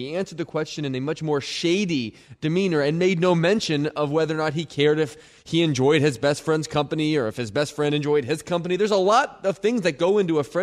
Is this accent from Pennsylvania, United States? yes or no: yes; Philadelphia, Pennsylvania, United States; I'm from Philadelphia